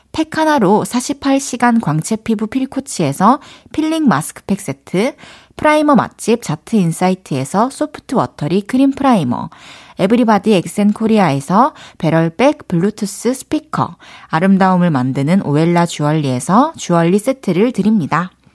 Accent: Daegu, South Korea; accent: Daegu dialect

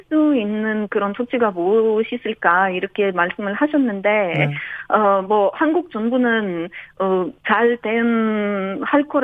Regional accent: Ukraine; now in South Korea; 우리나라가 지금 러시아로부터 공격을 받고 있는 상황에서는

